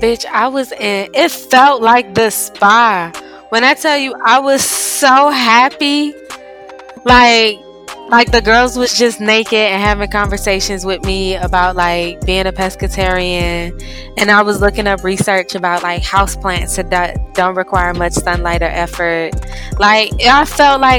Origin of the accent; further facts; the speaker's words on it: Missouri, United States; I was born and raised in Missouri.